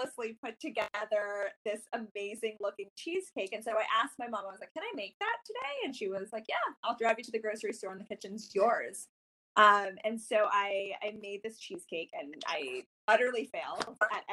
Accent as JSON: {"language": "English", "region": "North Carolina", "country": "United States", "tie": "born or raised there", "said": "I grew up in North Carolina"}